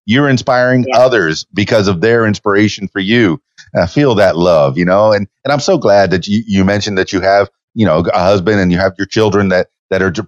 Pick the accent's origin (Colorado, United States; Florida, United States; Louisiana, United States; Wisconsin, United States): Florida, United States; Miami; now in Central Arkansas, United States; I'm from Miami, Florida, where it was all blue and ocean